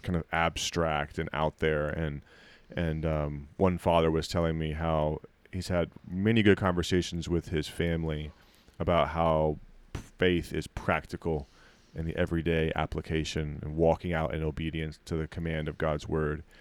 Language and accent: English; United States; you stand out as an American